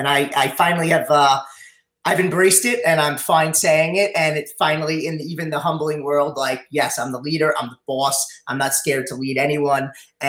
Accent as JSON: {"language": "English", "town": "North Massapequa", "region": "New York", "country": "United States", "tie": "born or raised there", "said": "Yep. North Massapequa, moved around a lot. We had a big family"}